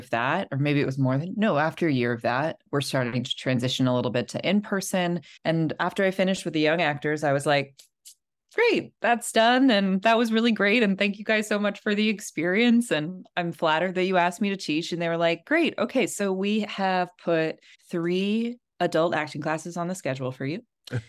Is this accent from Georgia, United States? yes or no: no; Los Angeles, California, United States; moved away; I grew up in Los Angeles.